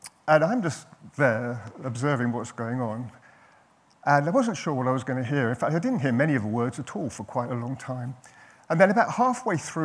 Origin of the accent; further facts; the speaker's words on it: London, United Kingdom; I was brought up in North London